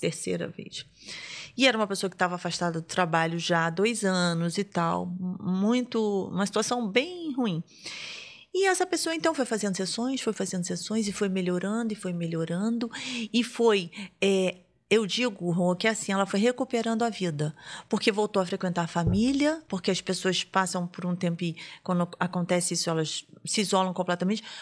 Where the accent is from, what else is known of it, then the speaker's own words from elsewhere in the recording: Rio de Janeiro, Brazil; now in Brasília, Brazil; eu sou do Rio